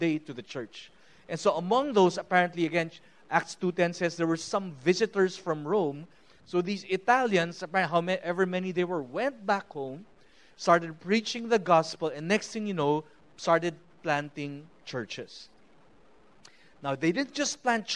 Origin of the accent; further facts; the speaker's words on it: Philippines; I am a Christian first before I am a Filipino or a UP alumni